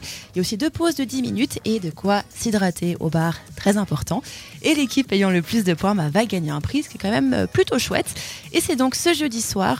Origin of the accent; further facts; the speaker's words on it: Switzerland; On est suisse